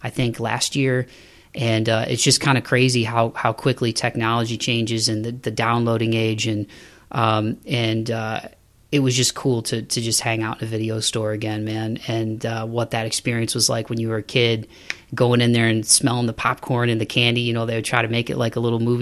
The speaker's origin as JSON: {"language": "English", "town": "Toledo", "region": "Ohio", "country": "United States", "tie": "born or raised there", "said": "being a kid and growing up in Toledo, Ohio"}